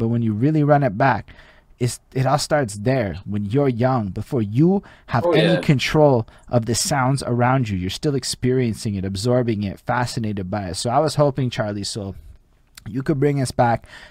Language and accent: English; Montreal, Quebec, Canada; I'm from Montreal.